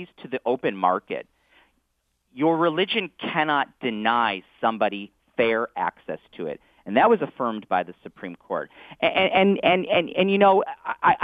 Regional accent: Southfield, Michigan, United States; my hometown of Southfield

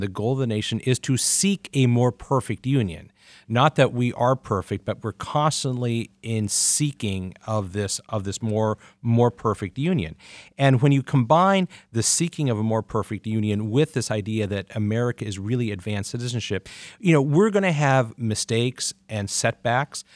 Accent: Pacific Northwest, United States; also born or lived in Mid-Atlantic; now in Detroit, United States; I grew up in the Pacific Northwest and the Mid-Atlantic

